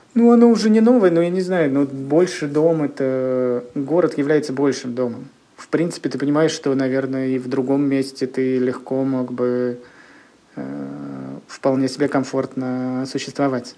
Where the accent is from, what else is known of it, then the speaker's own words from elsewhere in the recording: Kirishi, Leningrad Oblast, Russia; moved away as an adult; now in Saint Petersburg, Russia; я родился в небольшом городе, который находится в 150 километрах от Санкт-Петербурга. Он называется Кириш, и там я жил до 20 лет